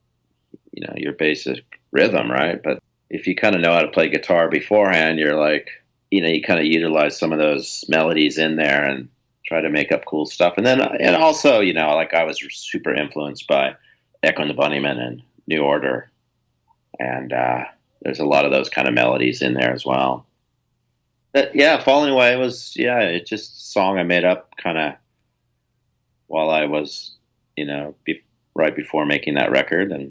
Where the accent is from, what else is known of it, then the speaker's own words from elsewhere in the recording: Central California, United States; I grew up in Central California